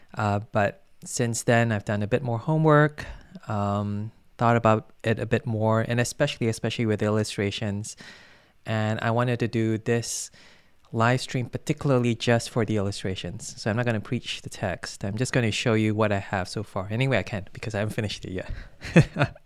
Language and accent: English; Malaysia; I come from Malaysia